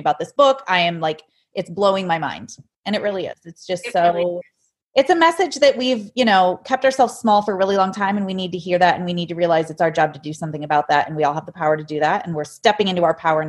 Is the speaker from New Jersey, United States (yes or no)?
no; Ohio, United States; I'm from Ohio